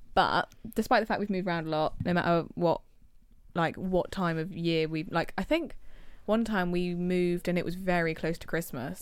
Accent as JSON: {"language": "English", "region": "England", "country": "United Kingdom", "said": "in England, as British people"}